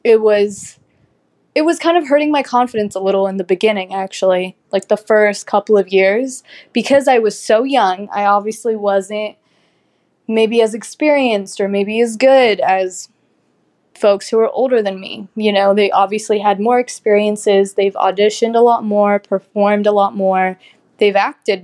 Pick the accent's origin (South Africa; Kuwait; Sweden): Kuwait; also born or lived in Lebanon; I was raised in Kuwait, where I started acting at 6 years old.